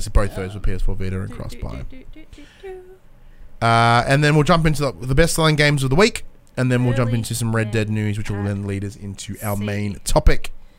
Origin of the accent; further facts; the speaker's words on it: Australia; Like, we're Australian.